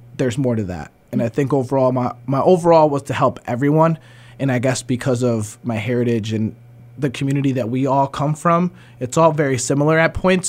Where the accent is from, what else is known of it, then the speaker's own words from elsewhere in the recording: the Berkshires, Massachusetts, United States; also born or lived in New Jersey; we moved to the Berkshires. Um, been here since I was four years old